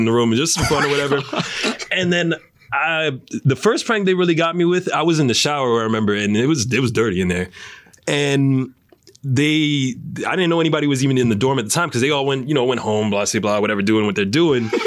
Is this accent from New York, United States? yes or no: yes; New York, United States; moved away; I'm from New York. We are born with paranoia